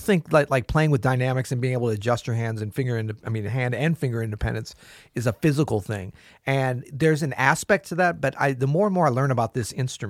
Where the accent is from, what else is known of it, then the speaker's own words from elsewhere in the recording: the South, United States; Southerners are very dogmatic. You know, I'm from the South, so I can say that, right?